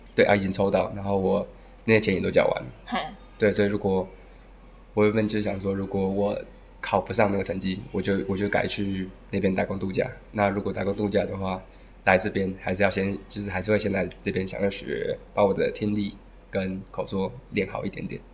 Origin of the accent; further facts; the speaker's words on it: Taiwan; moved away as an adult; now in Cebu, Philippines; 我来自台湾，然后现在二十四岁